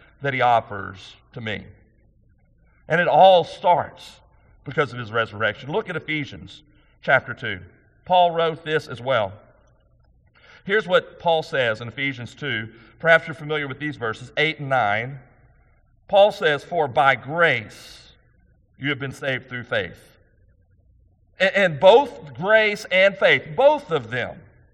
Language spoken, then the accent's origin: English; United States; I'm a conservative American